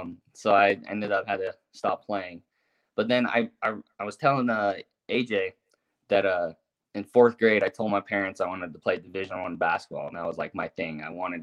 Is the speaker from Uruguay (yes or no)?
yes; Uruguay; also born or lived in Las Vegas, United States / St. George, United States; I was born in Vegas. I moved to St. George, and I lived there for 5 years until I was 7. And then we moved to Uruguay. Just because my dad bought land out there. And so I was out in South America, always playing soccer.